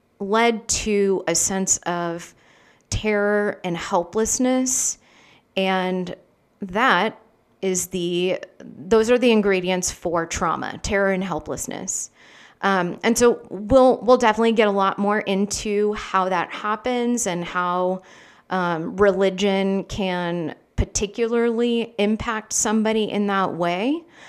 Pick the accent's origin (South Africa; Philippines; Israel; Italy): Philippines; moved away as an adult; I grew up in the Philippines with missionary parents, so spent my whole life there until I was 18